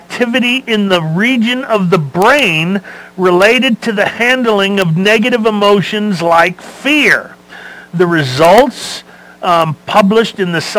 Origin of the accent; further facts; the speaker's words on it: Los Angeles, California, United States; I was born and raised in Los Angeles. So what did we do? Everything.